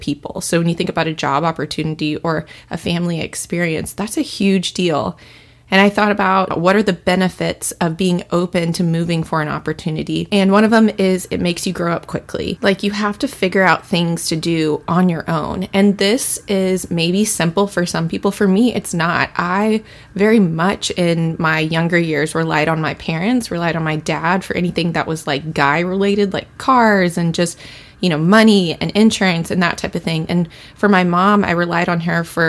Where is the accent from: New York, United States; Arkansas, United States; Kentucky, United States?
Kentucky, United States; Louisville; moved away as an adult; also born or lived in Cincinnati, Ohio; now in Seattle, United States; I claim Louisville, Kentucky as my hometown, even though I was born in Cincinnati, Ohio